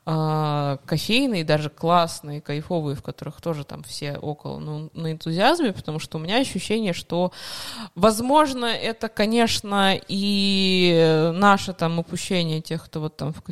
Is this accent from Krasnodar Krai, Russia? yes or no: no; Moscow, Russia; moved away as an adult; also born or lived in Yekaterinburg; now in Saint Petersburg, Russia; а я да, из Москвы.